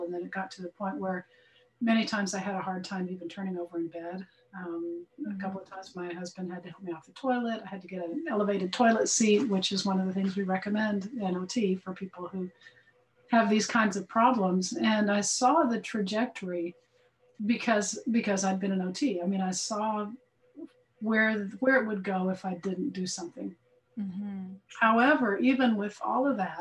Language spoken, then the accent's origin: English; Dallas, Texas, United States; I'm from Dallas, Fort Worth, Texas